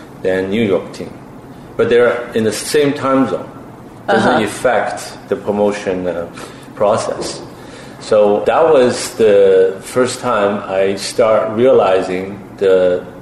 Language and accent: English; Shanghai, China; moved away; I'm a Shanghainese myself.